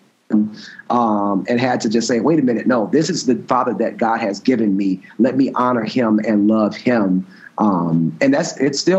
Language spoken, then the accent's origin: English; Moss Point, Mississippi, United States; moved away as an adult; also born or lived in Alabama; I actually was born in Moss Point, Mississippi, which is a small town on the Mississippi Gulf Coast. Grew up in a Christian home.